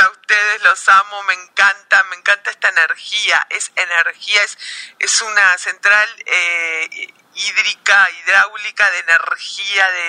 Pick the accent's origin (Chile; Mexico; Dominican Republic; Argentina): Argentina; Yo soy la argentina